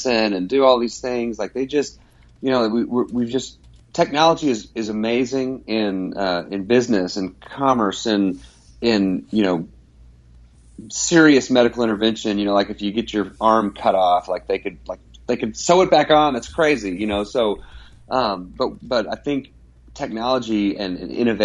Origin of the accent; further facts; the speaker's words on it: Dallas, Texas, United States; now in Abilene, United States; I grew up in the North Dallas area